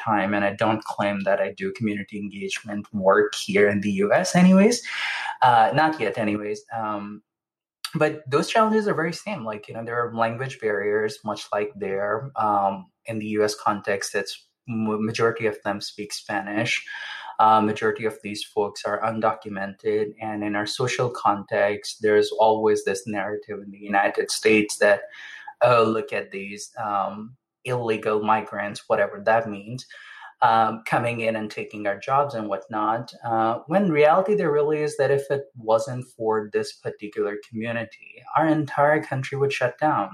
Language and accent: English; Pakistan; moved away; growing up in Pakistan